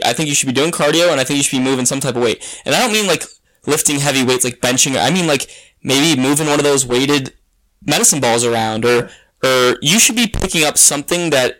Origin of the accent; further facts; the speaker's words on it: United States; We're American, dude.